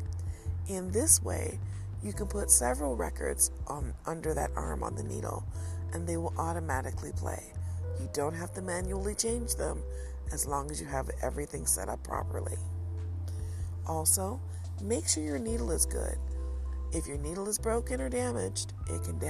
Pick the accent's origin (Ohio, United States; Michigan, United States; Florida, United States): Michigan, United States; Detroit; growing up in Detroit